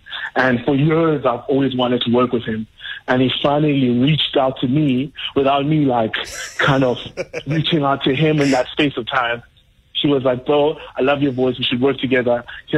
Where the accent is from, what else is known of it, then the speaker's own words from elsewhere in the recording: South Africa; I'm South African